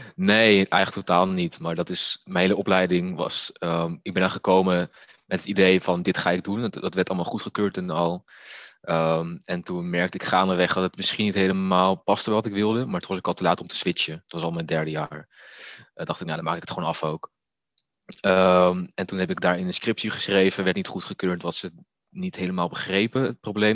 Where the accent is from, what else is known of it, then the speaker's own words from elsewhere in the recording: Netherlands; als Molukse jongen in een klein Nederlands dorp